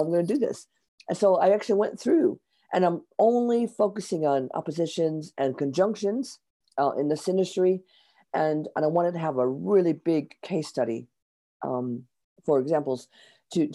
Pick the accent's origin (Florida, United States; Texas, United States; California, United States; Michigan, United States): Michigan, United States; near Detroit; moved away as an adult; now in London, United Kingdom; I was born near Detroit, Michigan, and I now live in London. I've lived here in London for 30 years.